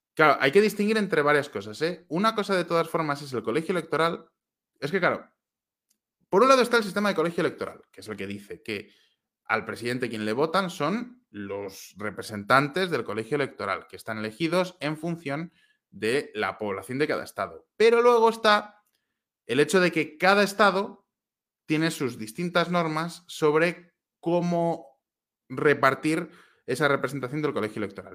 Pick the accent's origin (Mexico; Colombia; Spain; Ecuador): Spain; Valladolid, Castile and León; moved away as an adult; now in Prague, Czech Republic; no soy vasco, soy de Valladolid